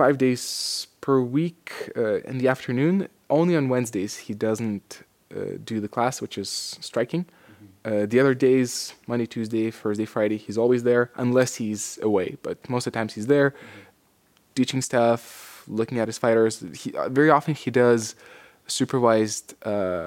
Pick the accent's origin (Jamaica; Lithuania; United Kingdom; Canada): Lithuania; moved away as an adult; also born or lived in Portland; now in Dublin, Ireland; Then I went back for a couple of months to Lithuania, my home country